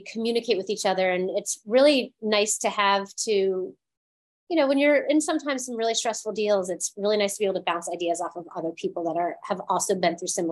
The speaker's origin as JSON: {"language": "English", "region": "East Coast", "country": "United States", "tie": "born or raised there", "moved": "yes", "lives_now": "Los Angeles, United States", "said": "I grew up on the East Coast"}